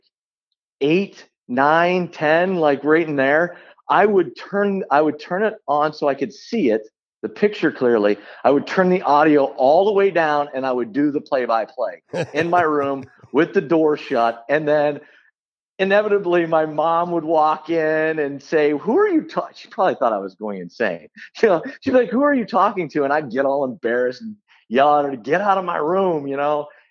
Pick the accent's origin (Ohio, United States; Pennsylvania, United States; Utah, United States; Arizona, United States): Ohio, United States; Beloit; I was born in a small town just outside of Canton, Ohio, called Beloit, Ohio. That's where I was born and raised